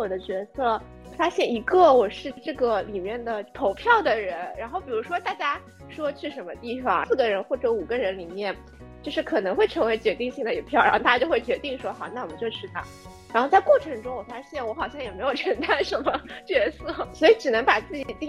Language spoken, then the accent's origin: Chinese; Shanghai, China; 我是土生土长的上海小姑娘